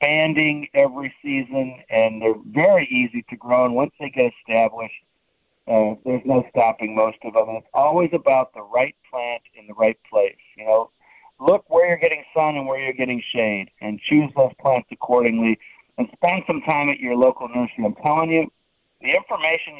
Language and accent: English; Cleveland, Ohio, United States; moved away as an adult; now in Pittsburgh, United States; I grew up in Cleveland